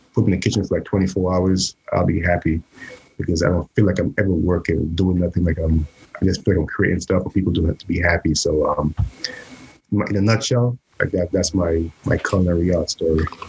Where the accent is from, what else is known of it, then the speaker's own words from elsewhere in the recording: St. Lucia; moved away as an adult; now in New York, United States; I was born in the Caribbean, St. Lucia